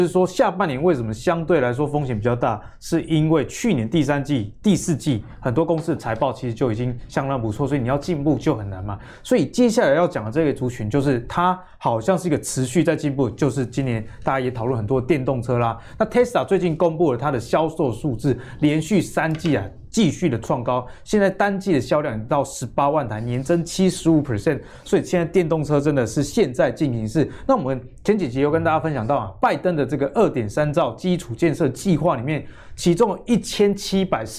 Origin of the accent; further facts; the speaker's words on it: Pingtung County, Taiwan; 我的老家我常开车是要回老家屏东啦，啊，那边哪有什么充电站